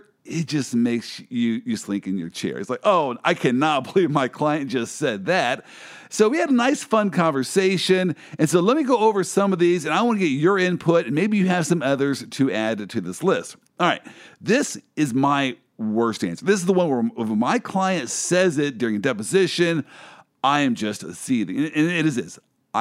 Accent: Kansas City, United States; I am from Kansas City

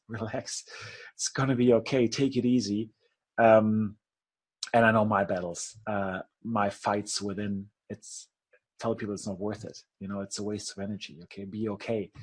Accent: Germany

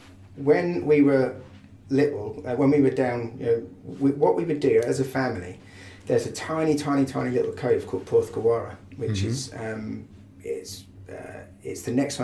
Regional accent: Hertford, East of England, United Kingdom; born there; No. I was born in Hartford, in Hertfordshire.

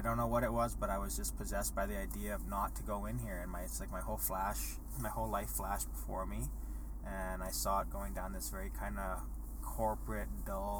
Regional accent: Edmonton, Alberta, Canada; growing up in Edmonton

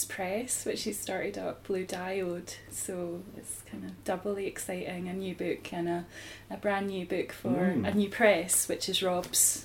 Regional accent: Edinburgh, Scotland, United Kingdom; we're from Edinburgh

